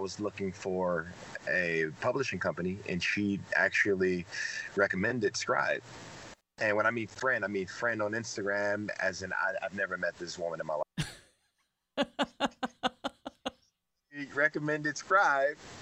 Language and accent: English; Detroit, Michigan, United States; I was raised in Detroit